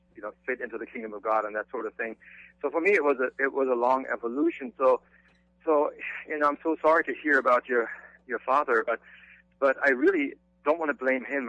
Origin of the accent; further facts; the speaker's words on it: Germany; moved away; I grew up in Germany